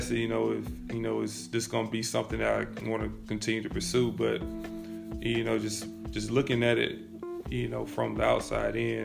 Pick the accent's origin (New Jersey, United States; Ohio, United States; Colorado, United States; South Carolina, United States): South Carolina, United States; Abbeville; also born or lived in Calhoun Falls, South Carolina / Wren, South Carolina; just being from a small town, Camel Falls, Abbeville, I still say I'm from Abbeville